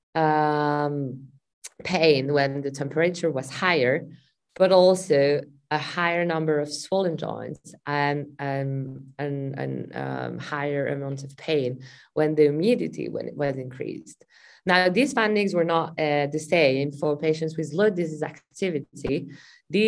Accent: Glasgow, Scotland, United Kingdom; I'm from Glasgow, obviously it rains a lot

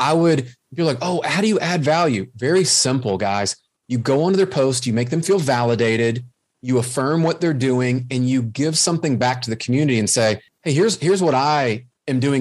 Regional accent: the South, United States; accent: Southern; my Southern accent

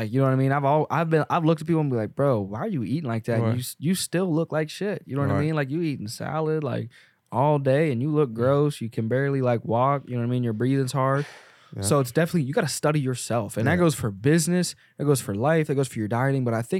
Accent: the South, United States; I'm not trying to be a cowboy and all, even though I grew up in the South

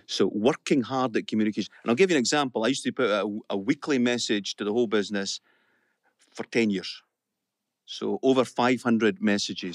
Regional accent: the Borders, Scotland, United Kingdom; I was brought up in the Borders, uh, brought up in a council house.

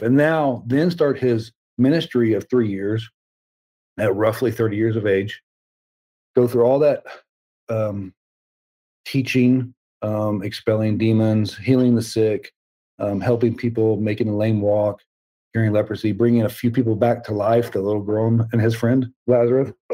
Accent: the South, United States; I was raised in the South um, you know, Southern Baptist

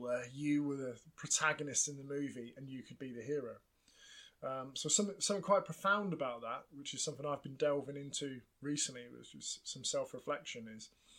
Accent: Plymouth, South West England, United Kingdom; I grew up in Plymouth, a big naval town.

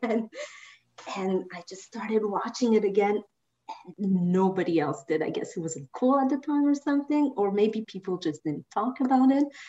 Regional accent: Madagascar; moved away; also born or lived in France; I grew up mostly in Madagascar

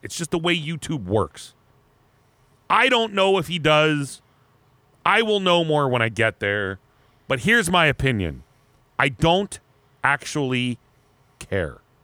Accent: Erie, Pennsylvania, United States; moved away; I grew up, I grew up in Erie

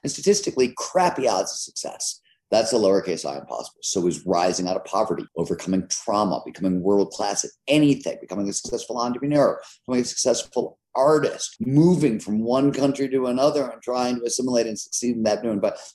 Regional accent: Cleveland, Ohio, United States; I grew up in Cleveland, Ohio in the 70s.

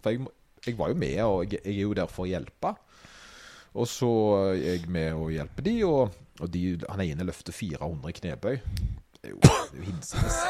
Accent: Åkrehamn, Rogaland, Norway; når Åkra, der jeg kommer fra, fikk bystatus

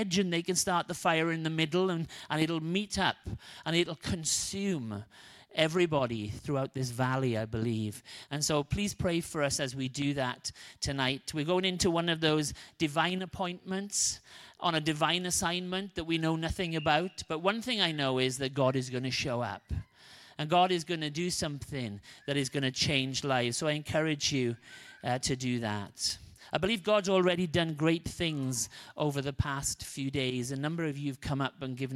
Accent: Wales, United Kingdom; moved away; I'm Welsh

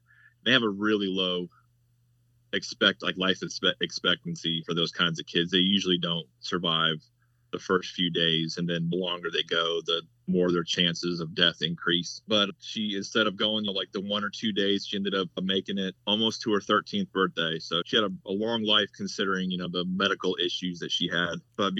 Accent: Hampton, Virginia, United States; also born or lived in Barksdale; Was in Cub Scouts, but we moved from Barksdale to Langley in Hampton, Virginia. That was going into second, I was eight going into second grade, I think.

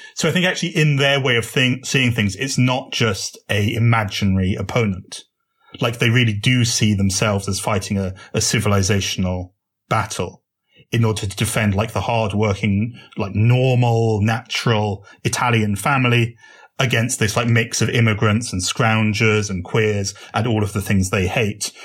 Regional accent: United Kingdom; as you may have guessed from my accent, I come from Britain.

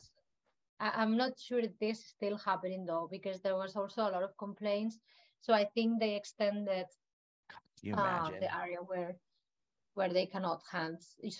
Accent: Canary Islands, Spain; I also tend to tell people that here that I come from the Canary Islands, and over there I could see how bad they were treating such paradise place as well, no?

